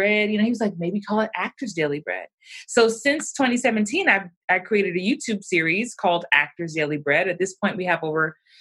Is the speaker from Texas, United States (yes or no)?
no; New York City, New York, United States; I'm from the Bronx, you know, by way of Jamaican and Bermudian roots, and grew up in New York.